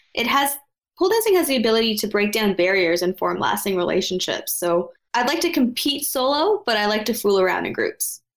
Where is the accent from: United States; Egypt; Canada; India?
Canada; outside of Toronto, Ontario; also born or lived in Ottawa; I was raised outside of Toronto